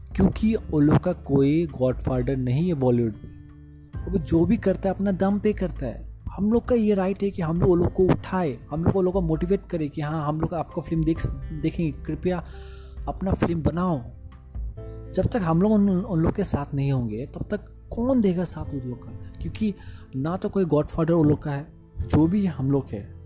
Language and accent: Hindi; Bihar, India; मैं बिहारी हूँ I am proud to be Bihari